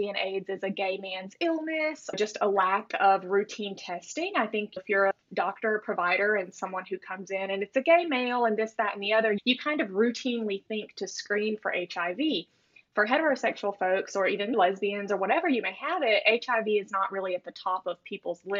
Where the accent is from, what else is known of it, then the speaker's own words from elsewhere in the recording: Alabama, United States; growing up in Alabama